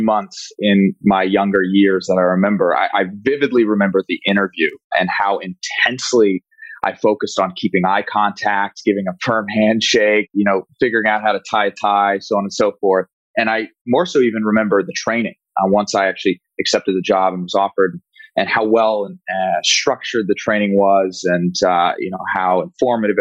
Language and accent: English; Walnut Creek, California, United States; my hometown of Walnut Creek, California